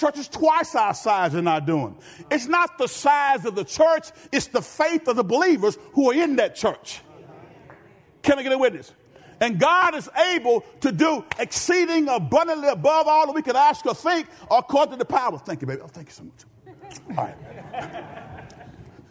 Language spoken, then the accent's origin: English; Benton, United States; I'm from Benton